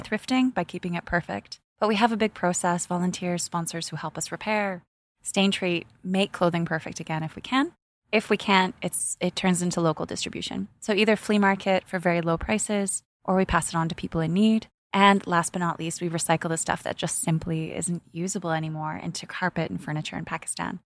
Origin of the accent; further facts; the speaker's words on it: Canada; now in United Arab Emirates; I grew up in Canada where there's a thrift shop every second street corner